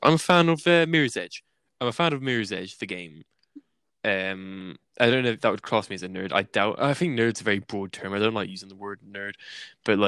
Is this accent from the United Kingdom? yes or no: yes; England, United Kingdom; accent: English; I'm English